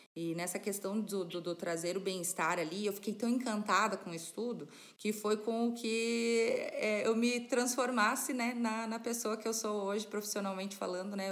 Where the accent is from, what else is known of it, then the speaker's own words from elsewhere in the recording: Serra Catarinense, Santa Catarina, Brazil; moved away as an adult; now in Paraná, Brazil; eu de nascimento sou catarinense, sou da, da Serra Catarinense, né? Estou morando aqui no interior do Paraná já fazem 10 anos